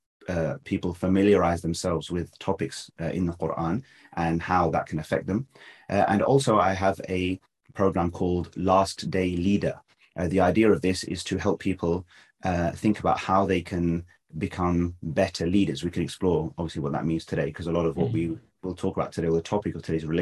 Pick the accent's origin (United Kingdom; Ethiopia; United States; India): United Kingdom; London; I was born in London, grew up here